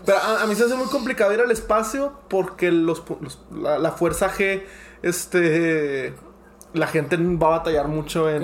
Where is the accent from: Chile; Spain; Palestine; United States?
United States; soy americano